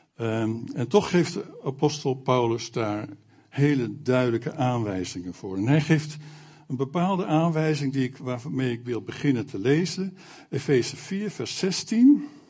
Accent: Alkmaar, North Holland, Netherlands; now in Zutphen, Netherlands; Ik kom zelf vroeger uit Alkmaar, waar al 25 jaar lang een AZC was

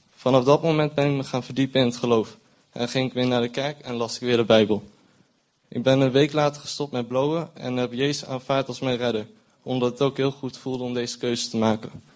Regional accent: Zutphen, Gelderland, Netherlands; moved away as an adult; now in Arnhem, Netherlands; Ik woon sinds eh, vier maanden in Arnhem, maar ben eh, geboren in Zutphen.

